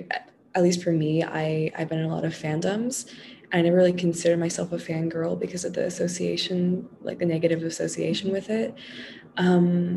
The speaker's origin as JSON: {"language": "English", "region": "New York", "country": "United States", "moved": "as an adult", "lives_now": "Philadelphia, United States", "said": "I'm originally from New York"}